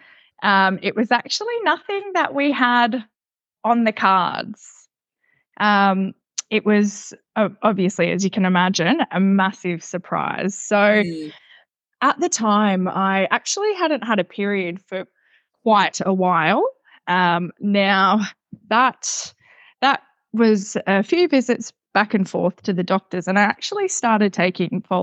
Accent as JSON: {"language": "English", "town": "Gold Coast", "region": "Queensland", "country": "Australia", "tie": "born or raised there", "said": "I'm 32, born and raised on the Gold Coast."}